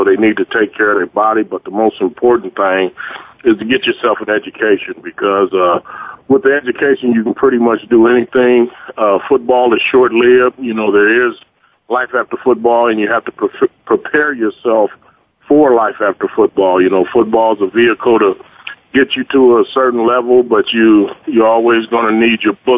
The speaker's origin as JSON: {"language": "English", "town": "Fresno", "region": "California", "country": "United States", "tie": "born or raised there", "also_born_or_lived": "Las Vegas, Nevada", "moved": "as an adult", "said": "I'm originally from Fresno, California, born and raised in Fresno, California"}